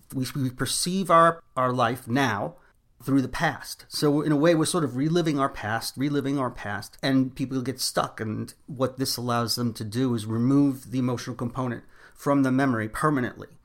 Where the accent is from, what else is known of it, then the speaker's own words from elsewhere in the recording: New York City, New York, United States; also born or lived in Long Island / Miami; now in Long Island / Miami, United States; I'm originally from Brooklyn, New York, and I now live between Long Island and Miami.